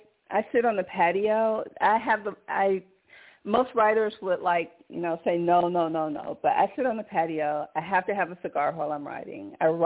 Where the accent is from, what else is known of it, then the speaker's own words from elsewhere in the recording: Conyers, Georgia, United States; I'm from Georgia. And I'm from Conyers, Georgia, but I've never been to Savannah, not yet.